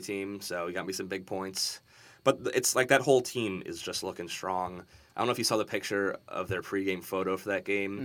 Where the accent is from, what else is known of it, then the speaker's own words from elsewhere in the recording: Philadelphia, Pennsylvania, United States; I'm from Philadelphia